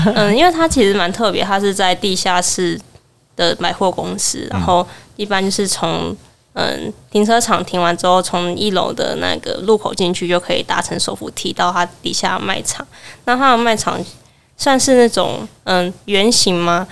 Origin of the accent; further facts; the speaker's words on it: Kaohsiung, Taiwan; moved away; 我是高雄人，然后今年满二十了，然后目前在外地念书这样